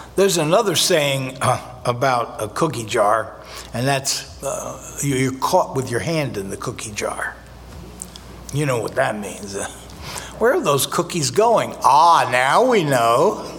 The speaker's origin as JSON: {"language": "English", "region": "New Jersey", "country": "United States", "tie": "born or raised there", "said": "I was born in North Jersey"}